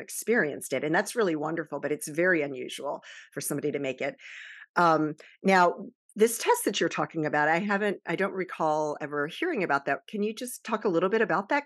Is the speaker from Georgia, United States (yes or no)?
no; Baltimore, Maryland, United States; born or raised there; also born or lived in Virginia Beach, Virginia